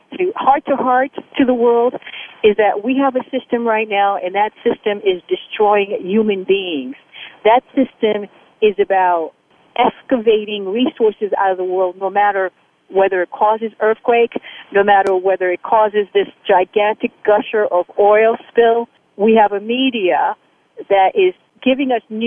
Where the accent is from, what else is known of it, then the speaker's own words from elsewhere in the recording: United States; also born or lived in Haiti; I was born in Haiti, I'm a Haitian woman, I was raised in America, and I'm American.